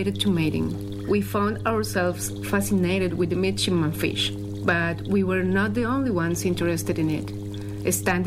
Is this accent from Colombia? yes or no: yes; Bogotá, Colombia; now in Powell River, Canada; my hometown, Bogota